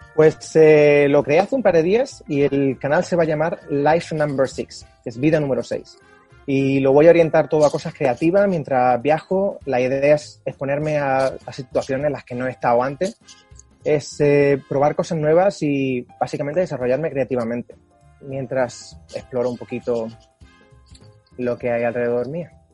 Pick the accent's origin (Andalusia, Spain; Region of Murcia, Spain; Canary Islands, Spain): Andalusia, Spain; Málaga; moved away as an adult; also born or lived in Norway; now in Sweden; Yo soy de Málaga